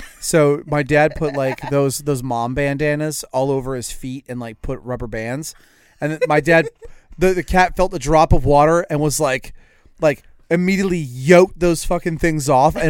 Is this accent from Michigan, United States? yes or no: no; Louisiana, United States; I grew up in Louisiana